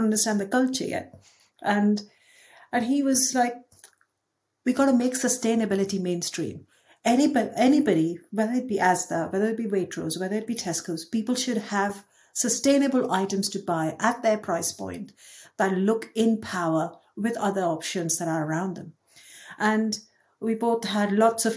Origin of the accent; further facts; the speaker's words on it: Mumbai, Maharashtra, India; moved away as an adult; also born or lived in Dubai; now in United Kingdom; I was born in Dubai. I grew up in Mumbai until I was 22. Then I came to the UK for my master's